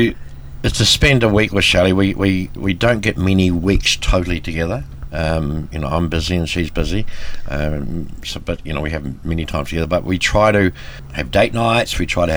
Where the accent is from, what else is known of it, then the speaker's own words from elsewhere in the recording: New Zealand; Born and bred in New Zealand by Swiss immigrant parents, brought up in rural dairy country in New Zealand